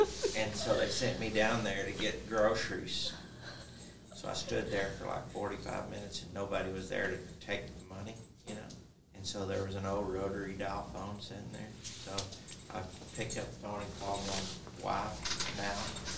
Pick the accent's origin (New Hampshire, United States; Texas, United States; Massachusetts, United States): Texas, United States; I came from Texas up there the first time